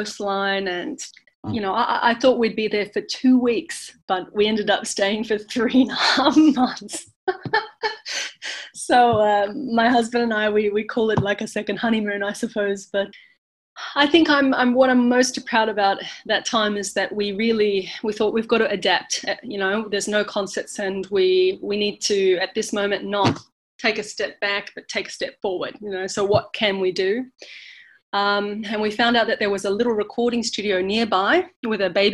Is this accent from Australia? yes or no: yes; Australia; moved away as an adult; also born or lived in Boston, United States / France / London, United Kingdom; now in California, United States; I'm Australian